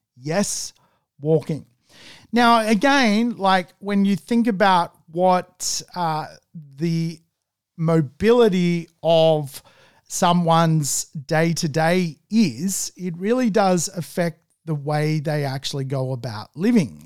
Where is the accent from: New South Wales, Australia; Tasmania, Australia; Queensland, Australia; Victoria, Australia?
New South Wales, Australia; Manly; I'm from Manly